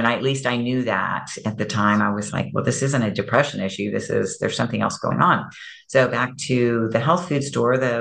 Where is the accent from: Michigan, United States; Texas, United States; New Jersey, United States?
Texas, United States; Houston; I grew up in Houston, but I was living out in the Texas Hill Country at that time